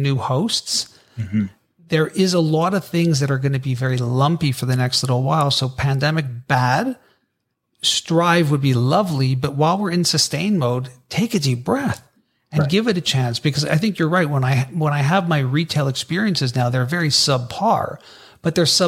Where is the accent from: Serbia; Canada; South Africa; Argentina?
Canada; we're Canadian